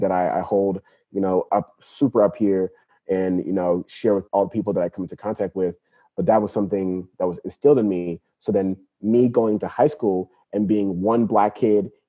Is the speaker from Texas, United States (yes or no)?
no; San Bernardino, California, United States; also born or lived in Nigeria / Queens, New York / Bay Area; my mom brought me and my brother to California, to San Bernardino, because there was a Nigerian community out here, and then I grew up in San Bernardino